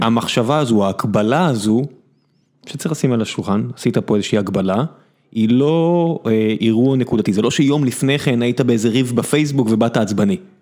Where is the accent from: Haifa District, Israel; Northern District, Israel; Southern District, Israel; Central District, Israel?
Southern District, Israel; Beersheba; now in Tel Aviv, Israel; אני נולדתי בבאר שבע, עברתי לתל אביב